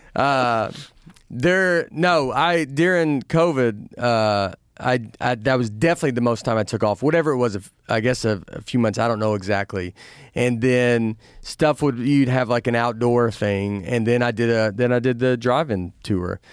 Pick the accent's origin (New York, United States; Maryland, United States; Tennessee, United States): Tennessee, United States; Nashville; moved away; I'm from Nashville